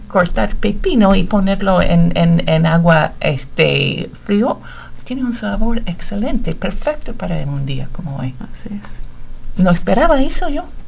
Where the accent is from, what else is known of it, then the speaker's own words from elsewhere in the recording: Connecticut, United States; also born or lived in Indiana; now in Bloomington, United States; De aquí de Estados Unidos, del estado de Connecticut. Hace muchísimos años que no vivo en Connecticut, pero sí nací allá